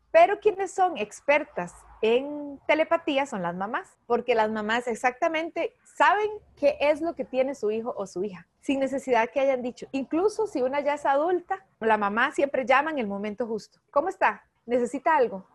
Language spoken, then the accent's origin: Spanish; San Joaquín de Flores, Heredia, Costa Rica; yo nací en Heredia, yo soy de San Joaquín de Flores y desde pequeñita siempre he estado en contacto con muchos animales